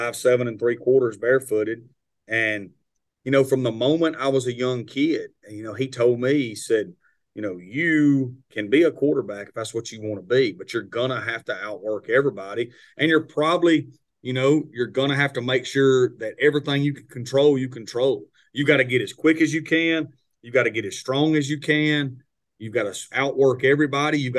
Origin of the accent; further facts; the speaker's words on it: Itawamba County, Mississippi, United States; Itawamba Community College was my hometown JUCO